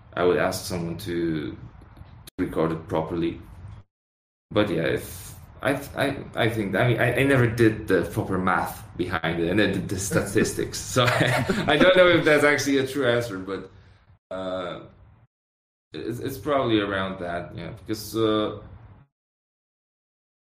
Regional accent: Poland; we're from Poland

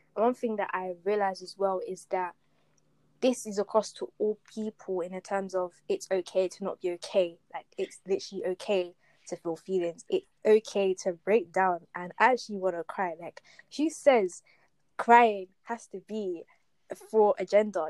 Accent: Essex, East of England, United Kingdom; I grew up in Essex, right, and school I went to was in Essex

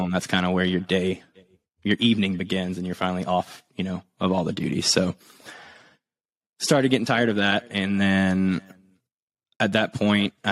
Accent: South Louisiana, United States; We were growing up in South Louisiana, a little bit more on the hunting and fishing side

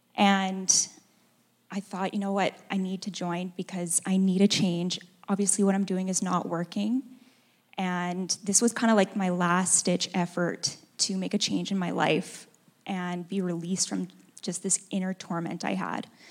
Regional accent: Edmonton, Alberta, Canada; moved away as an adult; now in Calgary, Canada; I was born and raised in Edmonton.

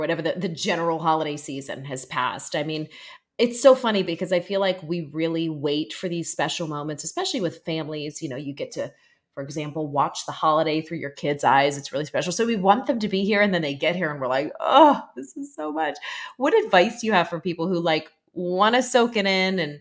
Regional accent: Pittsburgh, Pennsylvania, United States; moved away; I'm from Pittsburgh originally.

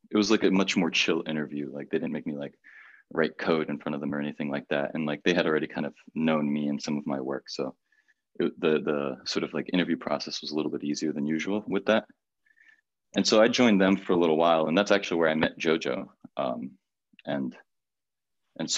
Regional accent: Miami, Florida, United States; also born or lived in Brazil; born in Brazil, moved to Miami when I was like super young

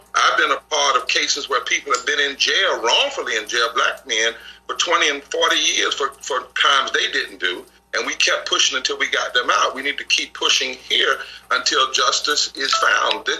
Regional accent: the South, United States; I'm from the South

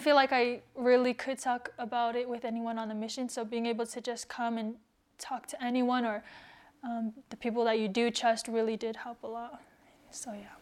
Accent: United States; being a Tongan, growing up in America, not really knowing the culture as much or the language

